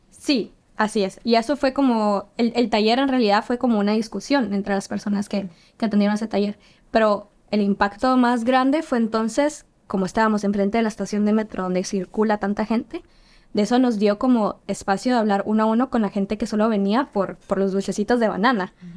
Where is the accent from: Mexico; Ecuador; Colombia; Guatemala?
Guatemala; now in Helsinki, Finland; yo soy guatemalteca, vengo de Guatemala